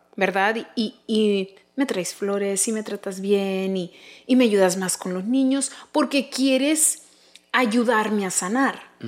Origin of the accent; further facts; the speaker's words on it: United States; somos México americanos súper orgullosos de tener descendencia mexicana, pero también americana